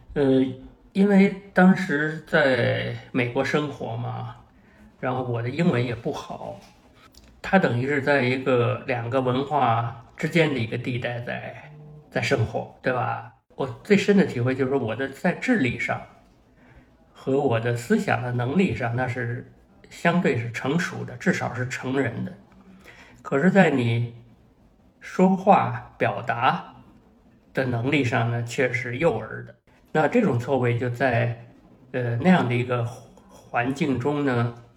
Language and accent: Chinese; Beijing, China; 我在北京大学的校园里长大，所以呢，周围呢，它是那样一种知识分子成堆的这么一个环境啊。虽然我父母他们不是一个成功的知识分子，但是呢，比如说我母亲在北大图书馆学系工作